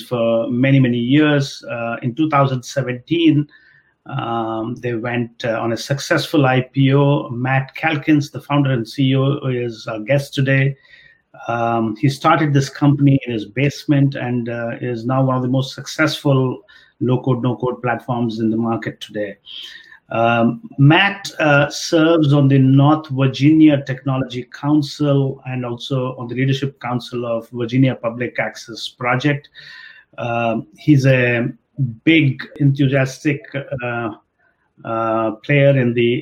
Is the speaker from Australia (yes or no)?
no; India; I grew up in India